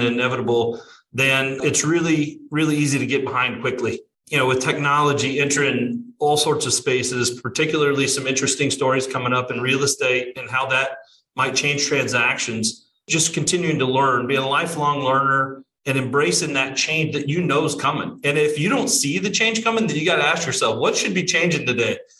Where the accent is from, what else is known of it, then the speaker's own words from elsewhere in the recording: Southern Illinois, United States; now in Florida, United States; I'm originally from Southern Illinois, but live here in uh, Florida